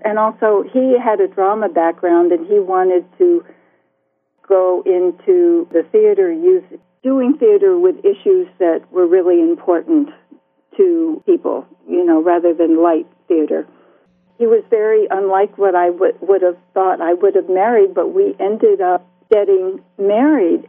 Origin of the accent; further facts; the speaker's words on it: Bloomfield, New Jersey, United States; moved away as an adult; also born or lived in Iowa City, Iowa / Crow Creek Reservation, South Dakota / South Carolina / Samoa; I grew up in Bloomfield, New Jersey in the 40s and 50s.